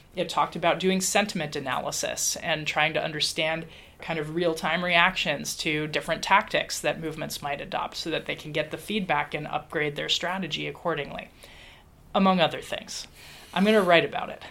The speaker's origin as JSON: {"language": "English", "town": "Dayton", "region": "Ohio", "country": "United States", "tie": "born or raised there", "said": "I was growing up in Dayton, Ohio"}